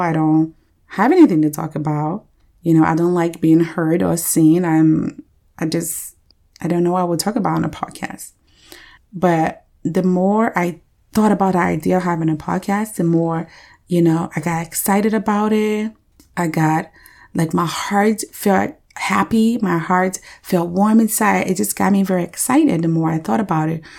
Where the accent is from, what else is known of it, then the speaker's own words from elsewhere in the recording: Liberia; moved away; I was born and raised in Liberia, West Africa